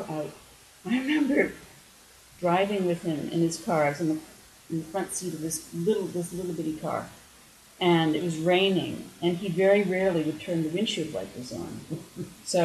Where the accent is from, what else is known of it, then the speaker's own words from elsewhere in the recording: United States; moved away; as an American